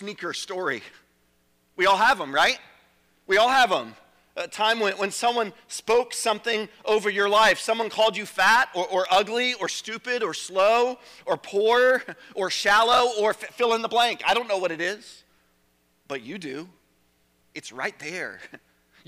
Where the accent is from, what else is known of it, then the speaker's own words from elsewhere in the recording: Richmond, Virginia, United States; I grew up in Richmond, Chesterfield County